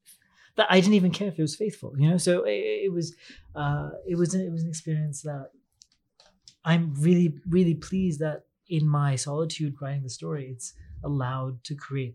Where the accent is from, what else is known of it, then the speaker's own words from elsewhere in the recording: United Kingdom; I am a British librettist. He's making one of my short stories.